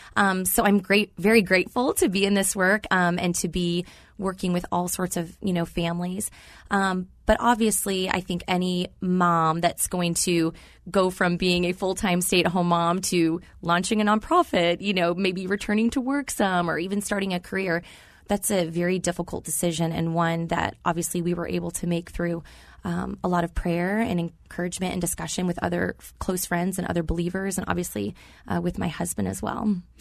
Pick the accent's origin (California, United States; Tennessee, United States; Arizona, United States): Arizona, United States; moved away as an adult; also born or lived in Louisville, Kentucky / Oklahoma; I was born and raised here in Arizona